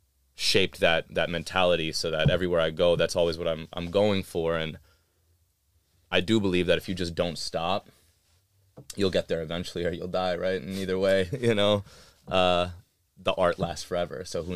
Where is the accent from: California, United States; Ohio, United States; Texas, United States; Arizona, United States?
Texas, United States; Austin; That's always been what I've been the most proud of is my hometown and the experiences I had. So I felt like that just kind of resonated throughout the rest of my life, where it was just like, you know, when I stepped outside Austin